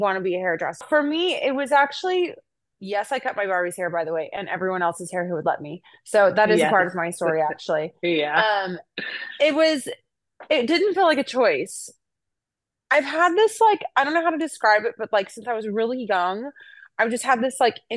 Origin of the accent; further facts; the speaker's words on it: Oklahoma, United States; I'm from Oklahoma